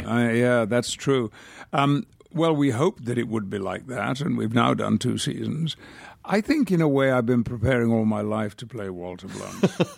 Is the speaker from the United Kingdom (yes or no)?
yes; United Kingdom; now in United States; I could retain my British passport, but I do have a very strong feeling about being British.